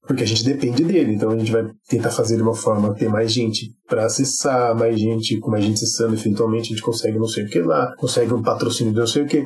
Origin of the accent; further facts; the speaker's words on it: Sorocaba, São Paulo, Brazil; eu sou de Sorocaba